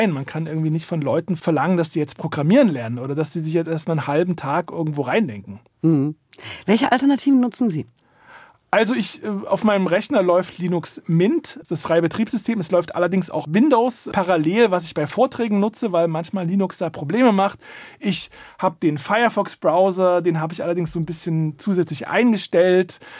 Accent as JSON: {"language": "German", "region": "East Germany", "country": "Germany", "tie": "born there", "said": "Ich bin in der DDR geboren, da gab es die berüchtigte Stasi."}